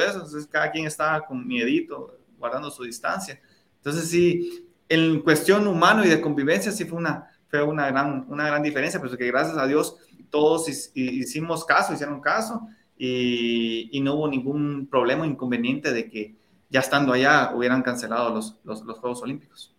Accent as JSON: {"language": "Spanish", "town": "La Unión", "region": "Zacapa", "country": "Guatemala", "tie": "born or raised there", "moved": "yes", "said": "para la Unión, para mi pueblo, a poder visitar a, mis papás"}